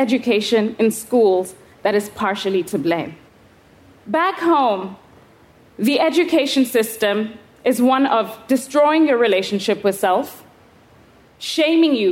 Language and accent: English; Kenya; I was 11 years old, growing up in Kenya.